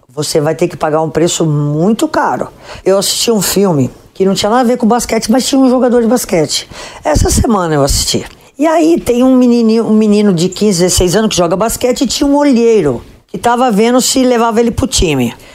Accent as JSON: {"language": "Portuguese", "town": "Potirendaba", "region": "São Paulo", "country": "Brazil", "tie": "born or raised there", "said": "eu sou do interior de São Paulo"}